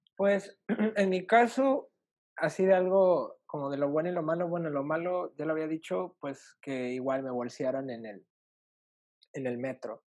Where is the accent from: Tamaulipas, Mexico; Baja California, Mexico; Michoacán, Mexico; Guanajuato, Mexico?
Tamaulipas, Mexico; Reynosa; moved away as an adult; also born or lived in Mexico City; Yo soy de Reynosa, Tamaulipas.